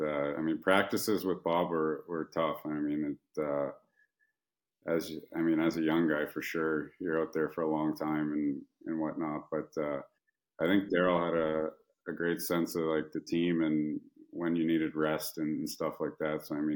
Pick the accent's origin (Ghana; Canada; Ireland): Canada; I mean, I'm a Canadian kid. I've only played in the Canadian market